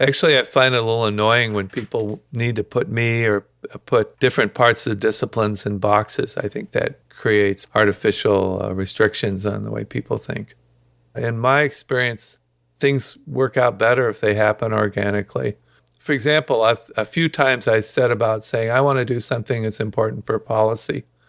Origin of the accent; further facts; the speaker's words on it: Dayton, Ohio, United States; kind of upper middle class, uh, very peaceful suburb of Dayton with very good public schools